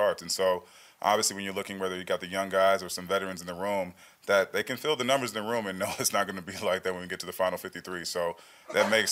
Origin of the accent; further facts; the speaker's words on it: Texas, United States; moved away as an adult; now in Las Vegas, United States; I'm from Texas, so I'm used to the humidity